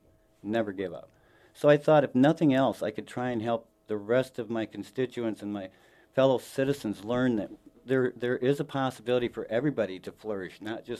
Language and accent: English; Sioux Falls, South Dakota, United States; Here in Sioux Falls.